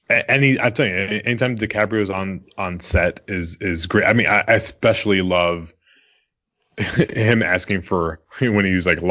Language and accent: English; New York, United States; I grew up in New York